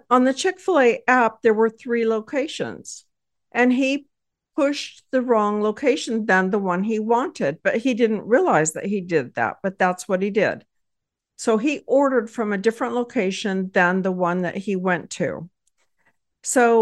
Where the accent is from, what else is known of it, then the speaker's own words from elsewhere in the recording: Texas, United States; I hail from Texas and married with four